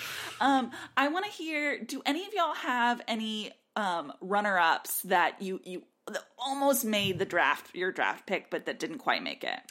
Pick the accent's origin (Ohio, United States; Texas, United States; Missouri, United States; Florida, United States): Texas, United States; now in Nashville, United States; I grew up in Texas